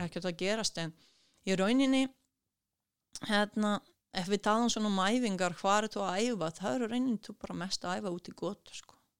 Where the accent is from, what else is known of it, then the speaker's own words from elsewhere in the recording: Kruševac, Rasina District, Serbia; Icelandic is a second language; moved away as an adult; also born or lived in Akureyri, Iceland; now in Iceland; ég er frá Krusjevat sem er einhver 200 uh, kilometrar vestur, súður vestur frá, frá Belgrad